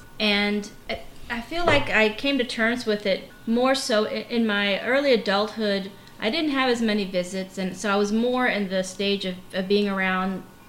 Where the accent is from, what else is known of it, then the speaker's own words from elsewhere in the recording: New Orleans, Louisiana, United States; also born or lived in Havana, Cuba; I enjoyed my growing up in New Orleans